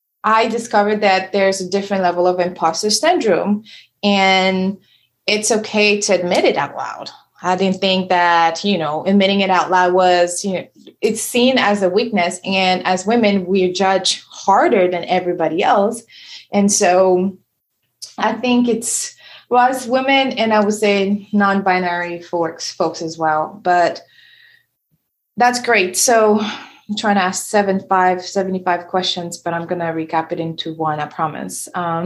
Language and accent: English; Senegal; first language French; English is a second language; So I moved here from Senegal. And so I have an accent, you know, my first language is French.